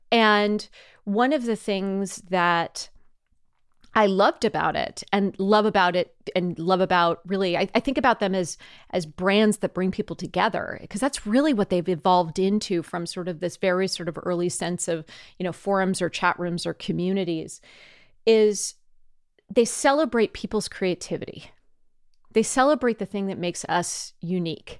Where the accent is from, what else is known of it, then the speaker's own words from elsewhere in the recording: Cupertino, California, United States; I was born in Cupertino in the seventies, grew up in Cupertino in the eighties